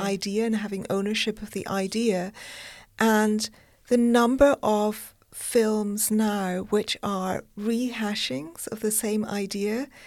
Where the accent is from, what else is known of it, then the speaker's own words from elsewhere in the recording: United Kingdom; I'm British